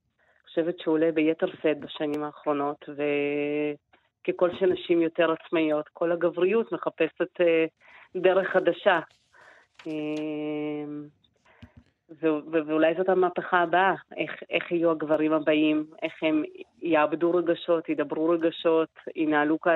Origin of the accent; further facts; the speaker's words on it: Israel; אבל אני גדלתי כאן, אני ישראלית ואני פה מגיל שמונה